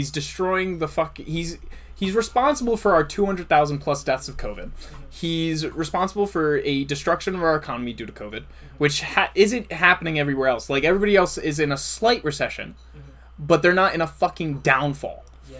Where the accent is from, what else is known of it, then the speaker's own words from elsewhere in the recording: South Africa; I'm from South Africa.